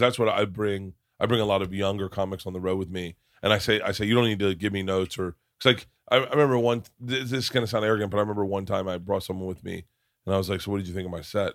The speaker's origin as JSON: {"language": "English", "region": "Florida", "country": "United States", "tie": "born or raised there", "said": "growing up in Florida"}